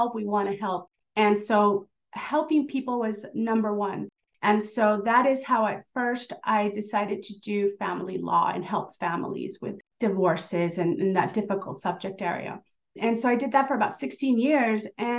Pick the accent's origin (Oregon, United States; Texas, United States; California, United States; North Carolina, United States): California, United States; Southern; also born or lived in Mexico; I'm an immigrant from Mexico, and I grew up here in Southern California